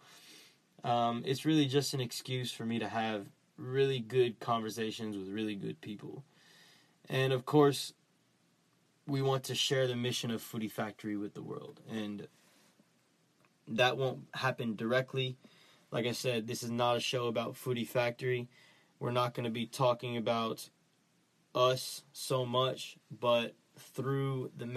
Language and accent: English; Dallas, Texas, United States; I grew up in Dallas, Texas